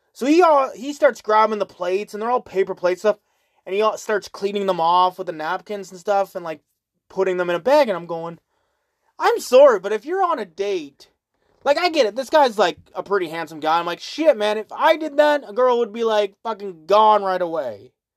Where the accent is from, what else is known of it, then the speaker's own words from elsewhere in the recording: Canada; I always say Canada